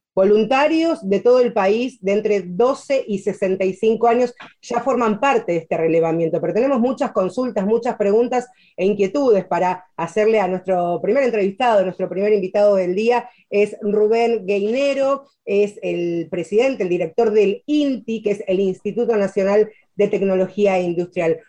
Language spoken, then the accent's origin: Spanish; Argentina